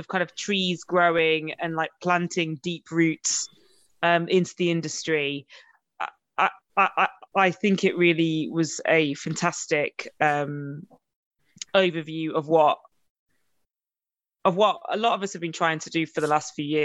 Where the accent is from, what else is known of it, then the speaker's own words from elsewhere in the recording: Nottingham, East Midlands, United Kingdom; I'm from Nottingham